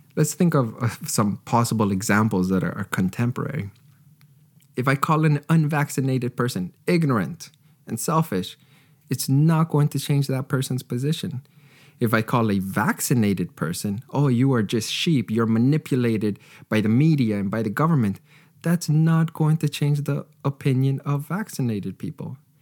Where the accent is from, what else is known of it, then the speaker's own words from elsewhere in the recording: Canada; I was raised in Canada